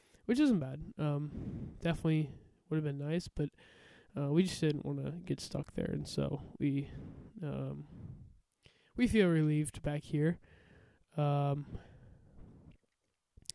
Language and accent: English; Iowa, United States; my home state of Iowa